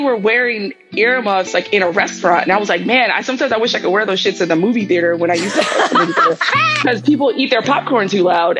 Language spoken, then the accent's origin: English; New York, United States; moved away as an adult; also born or lived in Atlanta; I was from New York